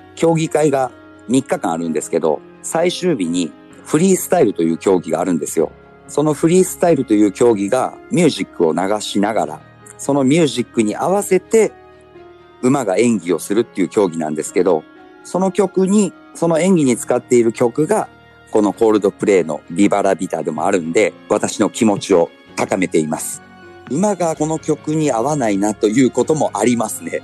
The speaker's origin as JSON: {"language": "Japanese", "region": "Kumamoto", "country": "Japan", "tie": "born or raised there", "also_born_or_lived": "Fukuoka Prefecture / Kanto", "moved": "as an adult", "said": "地元の熊本"}